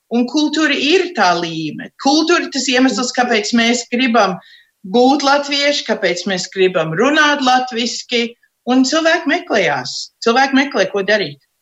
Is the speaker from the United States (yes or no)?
yes; United States; uzaugot šeit, Amerikā, mēs jau visi taisījām savus tērpus.